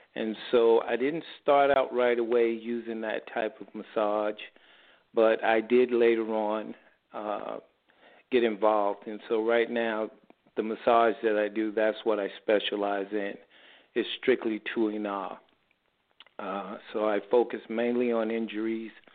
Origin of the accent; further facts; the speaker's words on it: New York City, New York, United States; now in San Diego, United States; I'm originally from New York City